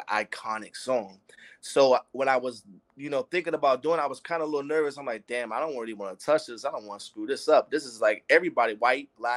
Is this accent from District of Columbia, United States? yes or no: yes; Washington, District of Columbia, United States; moved away as an adult; now in California, United States; I'm from Washington, D.C. I'm from the East Coast. So I'm transitioned to the West Coast in 2017.